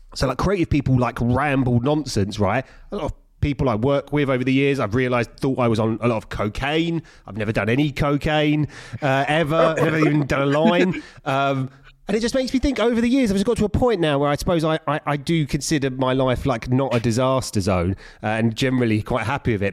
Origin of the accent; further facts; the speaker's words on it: London, United Kingdom; I'm from East London